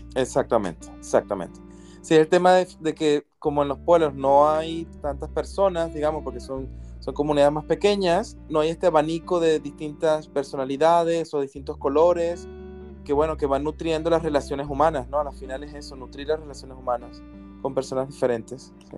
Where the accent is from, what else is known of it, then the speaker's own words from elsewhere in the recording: Venezuela; moved away as an adult; now in Barcelona, Spain; Soy de Venezuela, vivo en España.